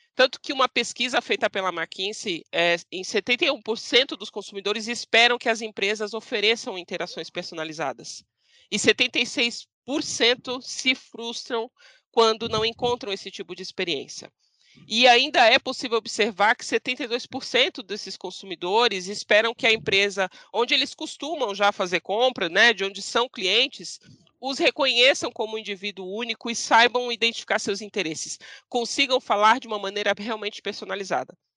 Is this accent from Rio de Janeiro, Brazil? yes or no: no; Santos, São Paulo, Brazil; now in São Paulo, Brazil; Eu sou santista, uhum. eu sou de praia, moro em São Paulo